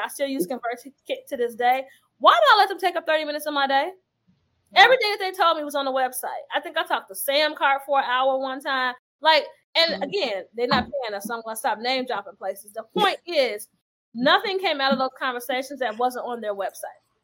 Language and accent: English; Chicago, Illinois, United States; I'm from Chicago